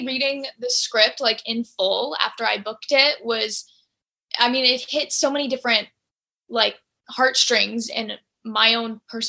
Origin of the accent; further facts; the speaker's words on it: Texas, United States; You know, I'm from Texas, I'm from the South. I grew up with my grandpa being a country singer.